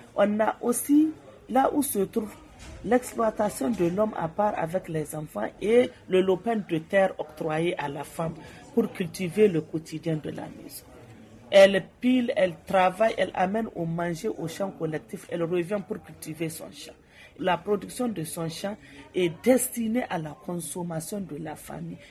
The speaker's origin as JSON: {"language": "French", "country": "Niger", "said": "Je viens du Niger."}